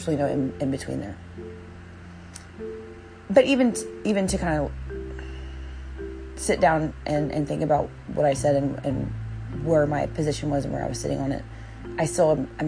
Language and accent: English; the South, United States; I'm from the South, okay, like, my family's from North Carolina and Virginia